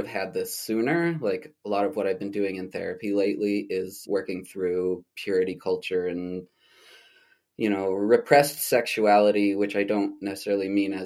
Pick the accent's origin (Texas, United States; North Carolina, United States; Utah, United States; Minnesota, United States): Utah, United States; St. George; moved away as an adult; also born or lived in Albuquerque, New Mexico; my hometown in Nuwu Land in St. George, Utah